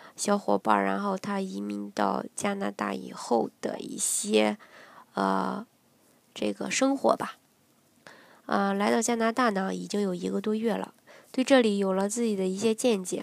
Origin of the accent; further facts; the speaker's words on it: China; moved away as an adult; now in Canada; 生长在每天日新月异的九十年代，见证了中国加入世贸组织令人，呃，惊叹的发展速度，切身目睹了中国发展的高速时期